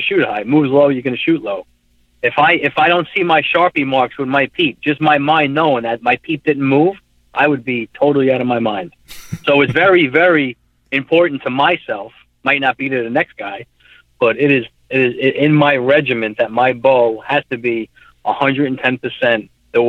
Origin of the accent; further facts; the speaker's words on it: New York, United States; I'm from New York, and I'm a UPS driver, 25 years